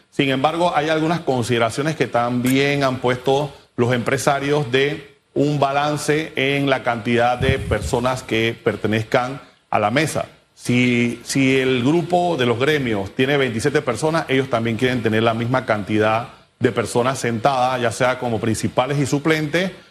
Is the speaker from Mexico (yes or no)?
no; Panama; todos como panameños debemos asumir esa responsabilidad